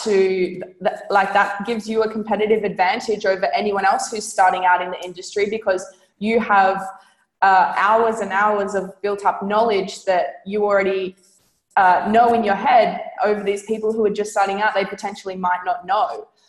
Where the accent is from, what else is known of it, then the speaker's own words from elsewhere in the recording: Australia; I'm from Australia